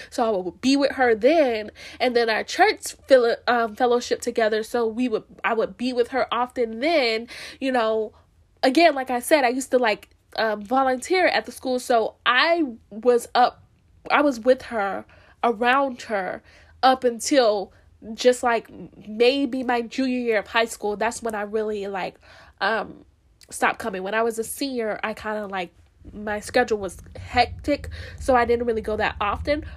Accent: Florida, United States; I'm from Florida, we're not that southern, but at the same time, we southern enough

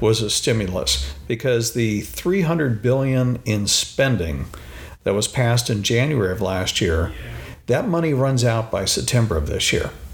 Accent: Phoenix, Arizona, United States; I grew up in Phoenix, Arizona

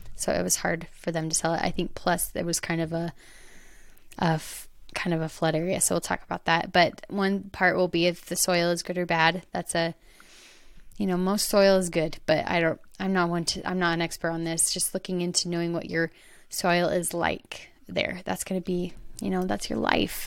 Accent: Arizona, United States; now in Utah, United States; I'm from Arizona, so I'm used to that, the dry, open, more dirt

